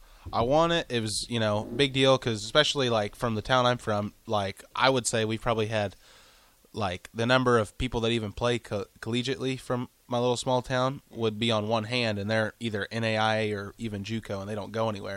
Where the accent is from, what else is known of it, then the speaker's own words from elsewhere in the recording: Caney, Kansas, United States; moved away as an adult; also born or lived in Tyro, Kansas; now in Lincoln, United States; I'm from Caney, Kansas, which is in southeast Kansas. It's just over the Oklahoma line and about an hour north of Tulsa. So it's just kind of in the middle of nowhere, but not too far to any big city.